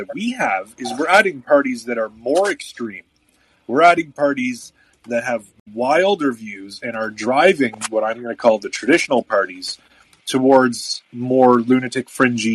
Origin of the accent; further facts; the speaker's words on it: Ottawa, Ontario, Canada; here in my hometown